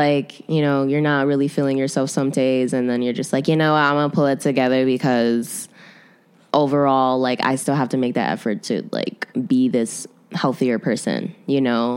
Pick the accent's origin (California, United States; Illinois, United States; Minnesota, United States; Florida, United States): Illinois, United States; Chicago; I'm born and raised in Chicago